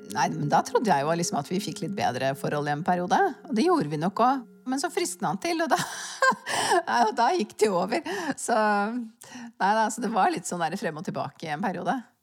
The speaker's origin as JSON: {"language": "Norwegian", "country": "Norway", "tie": "born or raised there", "said": "jeg kan egentlig ikke huske noe øyeblikk av lykke og harmoni fra barndommen i Svaleveien."}